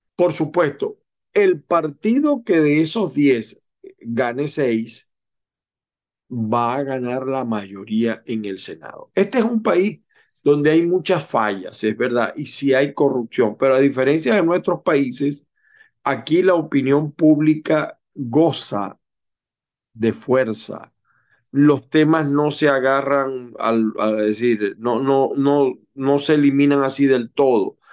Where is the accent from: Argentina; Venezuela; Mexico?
Venezuela; also born or lived in Utah, United States; now in Florida, United States; la primera minoría somos los venezolanos